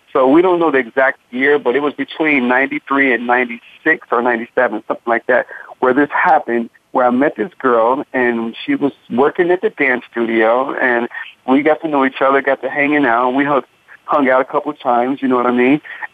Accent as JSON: {"language": "English", "town": "Cincinnati", "region": "Ohio", "country": "United States", "said": "Cincinnati, Ohio."}